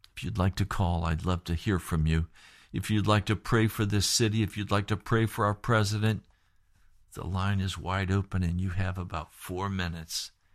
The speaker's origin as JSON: {"language": "English", "town": "Sharon", "region": "Pennsylvania", "country": "United States", "tie": "born or raised there", "said": "I grew up in Sharon, Pennsylvania, out in the country, Sharpsville, Greenville."}